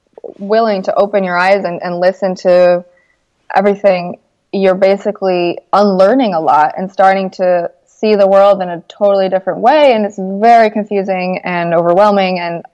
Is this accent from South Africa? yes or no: no; Mexico; also born or lived in Vermont, United States; Like, I grew up in Mexico. I was the only really white person in most of the schools that I was ever, you know, at. And then I went to Vermont for a few years, which is totally white. And then back to Mexico